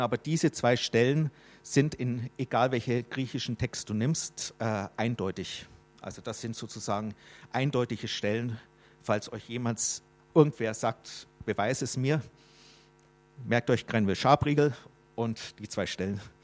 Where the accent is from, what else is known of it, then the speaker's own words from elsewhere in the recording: Germany; ich bin ein Fremdling hier in Deutschland, obwohl ich Deutscher bin